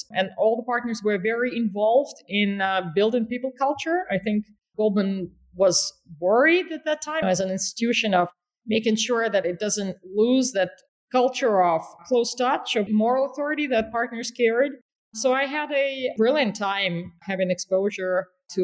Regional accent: North Ossetia–Alania, Russia; moved away as an adult; also born or lived in New York; I grew up in Russia

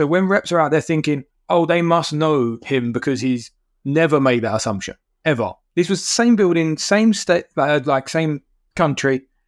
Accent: United Kingdom; Being a British guy, you go into small companies around here, then you go global.

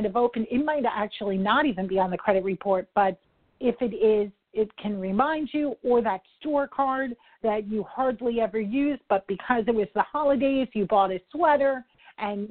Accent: New York, United States; I'm a New Yorker

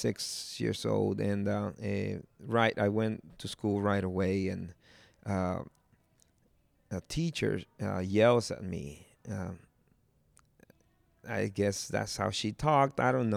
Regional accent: Jalisco, Mexico; And they're like, so where are you from? And I'm from Cojula, Jalisco. So it's like, what? It's like, yeah, I'm from Cojula, Jalisco.

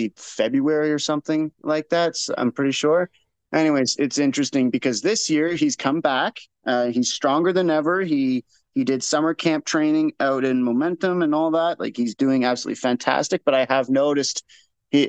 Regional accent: Nova Scotia, Canada; moved away; I grew up in Nova Scotia.

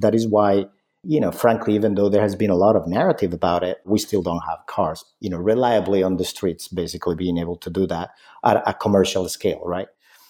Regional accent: Spain; when I was growing up, I grew up in Spain.

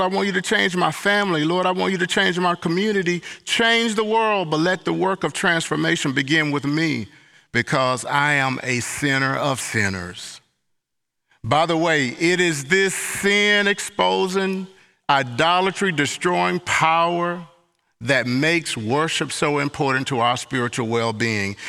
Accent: Mississippi, United States; moved away; also born or lived in Southwest United States; I'm from Long, Hot, Sweaty, Mississippi Summers and Attic Fans

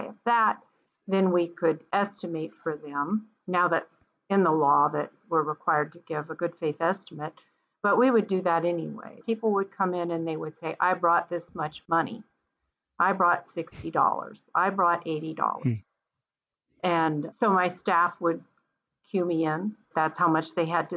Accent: Virginia, United States; now in Oregon, United States; I'm originally from Virginia.

